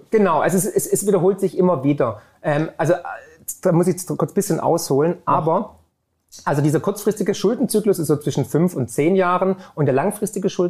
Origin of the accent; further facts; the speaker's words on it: Baden-Württemberg, Germany; Als Schwabe, wie du ja auch einer bist wie ich, kriegst du auf dem Sparbuch keine Zinsen mehr.